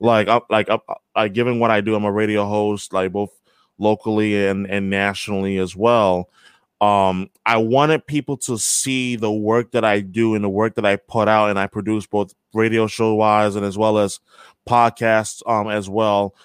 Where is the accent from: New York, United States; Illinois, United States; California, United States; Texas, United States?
New York, United States; also born or lived in Brighton, Boston; now in Boston, United States; born and raised in New York